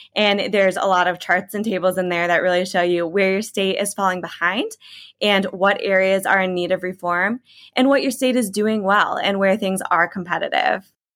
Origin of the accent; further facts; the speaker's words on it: Illinois, United States; moved away; I'm from Illinois originally, grew up there